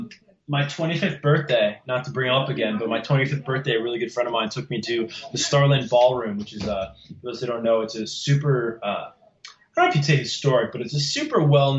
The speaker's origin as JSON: {"language": "English", "region": "New Jersey", "country": "United States", "tie": "born or raised there", "said": "growing up in New Jersey."}